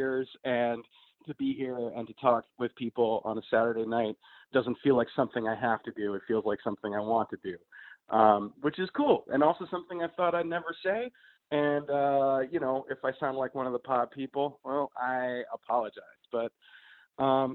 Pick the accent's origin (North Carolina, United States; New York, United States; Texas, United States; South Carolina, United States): New York, United States; New York City; I am a pothead from New York City, born and raised